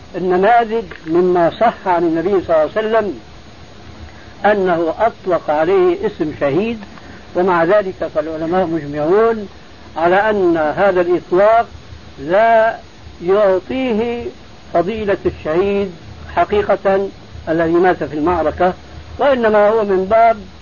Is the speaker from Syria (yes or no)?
yes; Syria; عندنا في الشام